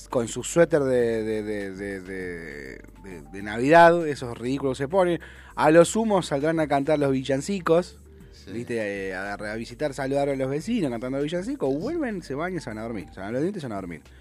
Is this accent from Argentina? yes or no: yes; Béccar, Buenos Aires Province, Argentina; Yo nací en Becar, viví en la calle.